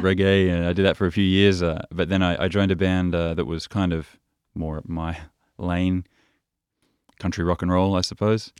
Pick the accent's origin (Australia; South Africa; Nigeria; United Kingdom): Australia; Byron Bay, New South Wales; moved away as an adult; also born or lived in Paris / Copenhagen; when I was growing up in Byron Bay